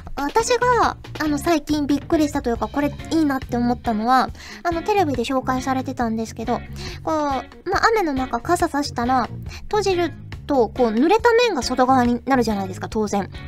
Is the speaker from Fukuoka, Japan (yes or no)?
yes; Fukuoka, Japan; accent: Hakata dialect; now in Tokyo, Japan; 私のね、故郷の福岡